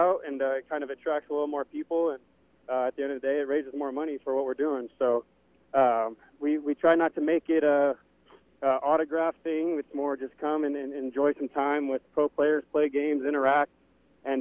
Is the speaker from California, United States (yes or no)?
yes; Upland, California, United States; my hometown, Upland here.